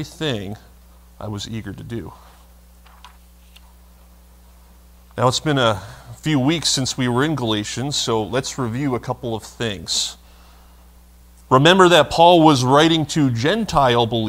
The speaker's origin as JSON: {"language": "English", "region": "Vermont", "country": "United States", "tie": "born or raised there", "said": "where I grew up in Vermont"}